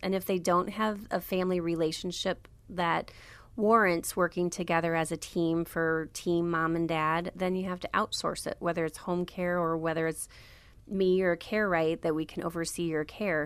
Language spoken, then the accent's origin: English; Wellsburg, Iowa, United States; moved away as an adult; now in Milwaukee, United States; I'm from a small town called Wellsburg, Iowa. There's about seven hundred people there